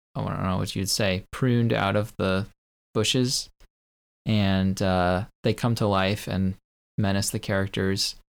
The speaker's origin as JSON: {"language": "English", "country": "United States", "said": "I, as an American"}